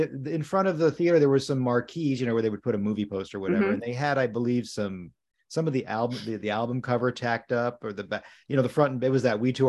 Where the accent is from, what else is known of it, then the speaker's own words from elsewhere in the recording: Southern US, United States; now in California, United States; And from where I came from, the Deep South, you know, that … weren't